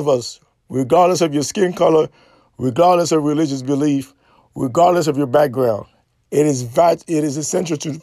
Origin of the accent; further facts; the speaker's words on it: Haiti; Haitian are very special people. We are courageous.